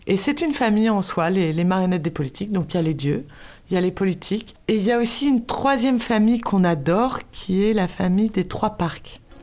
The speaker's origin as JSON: {"language": "French", "country": "France", "said": "nous sommes français"}